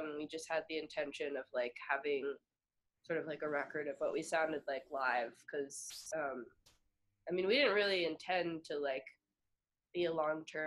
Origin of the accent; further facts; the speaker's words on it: Montclair, New Jersey, United States; moved away as an adult; also born or lived in Ohio; When I was in high school, they came to my hometown